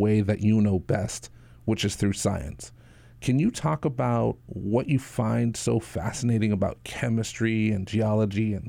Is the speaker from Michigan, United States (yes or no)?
no; Native Hawaiian, United States; I'm Native Hawaiian